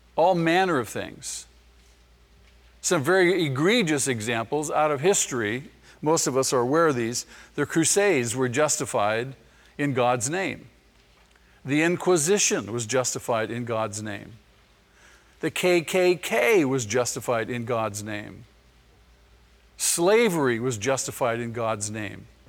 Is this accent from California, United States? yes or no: yes; Manhattan Beach, California, United States; I was born in Manhattan Beach.